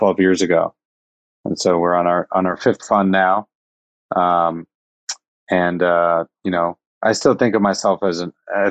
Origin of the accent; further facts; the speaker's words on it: Iowa, United States; I was born in Iowa